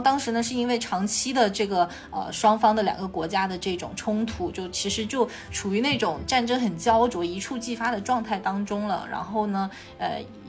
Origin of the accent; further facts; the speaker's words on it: Guangdong / Hong Kong, China; accent: 港广普 (Hong Kong/Guangdong-accented Mandarin); 今天又是一场北京普通话和广东普通话的对决